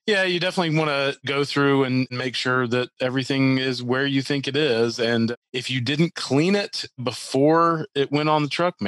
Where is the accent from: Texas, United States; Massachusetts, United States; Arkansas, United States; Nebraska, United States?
Arkansas, United States; Little Rock; born there; also born or lived in Mississippi / Minnesota / Green Bay / Hot Springs; So I was born in Little Rock, Arkansas on a house hunting trip.